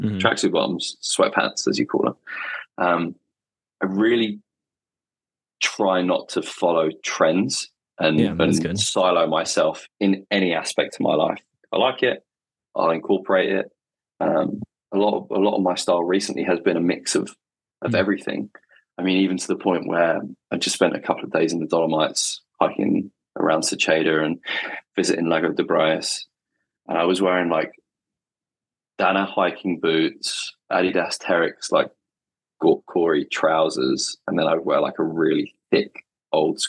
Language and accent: English; England, United Kingdom; I'm English